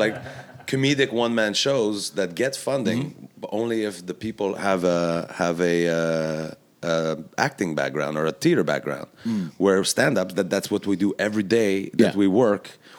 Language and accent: English; Quebec, Canada; I'm from Quebec.